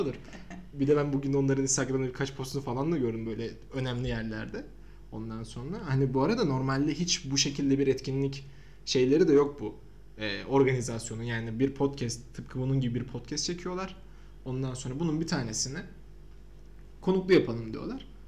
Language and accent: Turkish; Samsun, Turkey; now in Ankara, Turkey; ben de Samsunluyum. Ve ben de Ankara'da yaşıyorum.